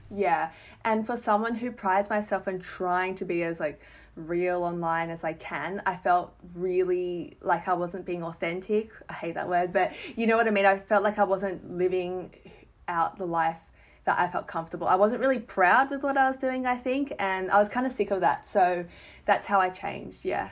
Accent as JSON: {"language": "English", "town": "Melbourne", "region": "Victoria", "country": "Australia", "said": "I'm from Melbourne."}